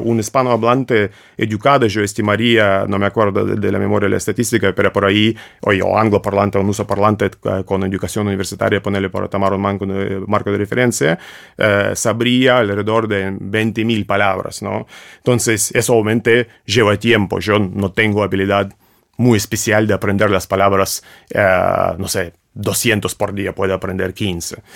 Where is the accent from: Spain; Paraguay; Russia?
Russia; Spanish is a second language; moved away; un ruso